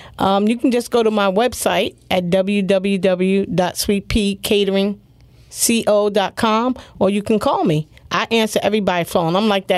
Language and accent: English; New York City, New York, United States; also born or lived in Lancaster County, Pennsylvania; now in Pennsylvania, United States; I'm originally from New York, from Brooklyn. I was raised by my grandmother.